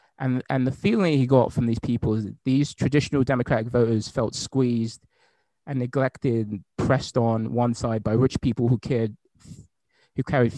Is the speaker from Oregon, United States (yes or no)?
no; Arkansas, United States; education to people like the people I grew up in Hope, Arkansas, or Hot Springs, Arkansas